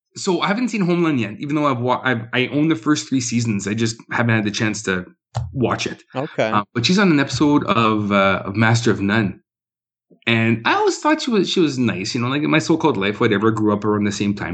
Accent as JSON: {"language": "English", "town": "Winnipeg", "region": "Manitoba", "country": "Canada", "said": "I'm from Winnipeg"}